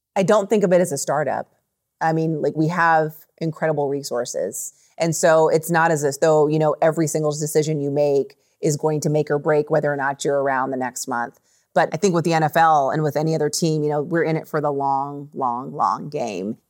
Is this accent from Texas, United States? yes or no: no; Las Vegas, Nevada, United States; growing up in Las Vegas